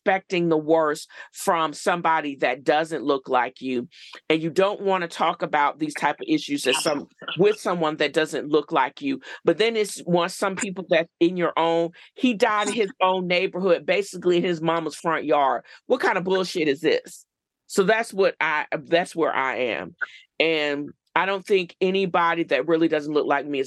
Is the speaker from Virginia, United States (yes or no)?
yes; Virginia Beach, Virginia, United States; I grew up in Virginia Beach